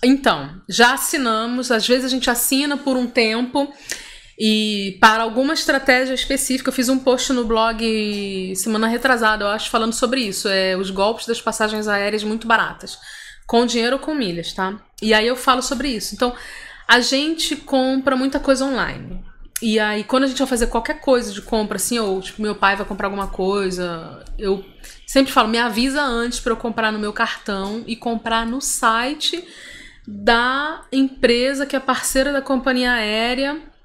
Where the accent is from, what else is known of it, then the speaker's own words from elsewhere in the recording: Rio de Janeiro, Brazil; now in São Paulo, Brazil; eu sou carioca